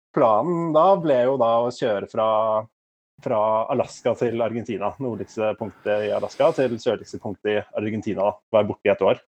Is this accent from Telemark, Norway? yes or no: no; Asker, Akershus, Norway; moved away as an adult; now in Oslo, Norway; Jeg kommer fra Asker